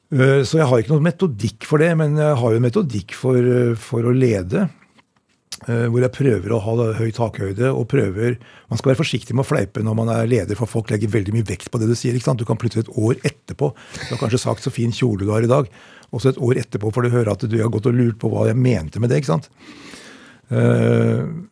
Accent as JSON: {"language": "Norwegian", "town": "Oppegård", "region": "Akershus", "country": "Norway", "tie": "born or raised there", "also_born_or_lived": "Elverum / Asker", "said": "jeg vokste opp i Oppegård eh, kommune, på Greverud nærmere bestemt."}